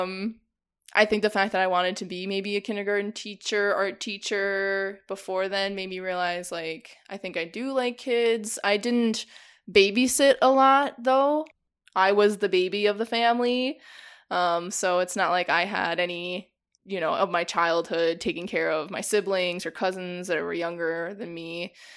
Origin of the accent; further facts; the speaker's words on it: Janesville, Wisconsin, United States; moved away as an adult; also born or lived in Whitewater, Wisconsin; now in Milwaukee, United States; I grew up in Janesville